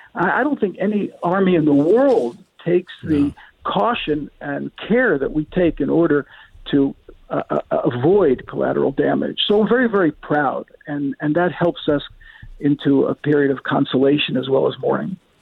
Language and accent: English; Scranton, Pennsylvania, United States; now in Israel; I was born and bred in Scranton, Pennsylvania. I come from President Biden's hometown